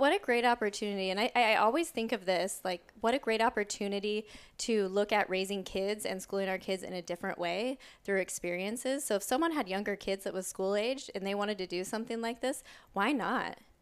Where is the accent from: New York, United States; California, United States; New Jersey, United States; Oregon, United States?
Oregon, United States; I grew up in Oregon, a town about an hour south of Portland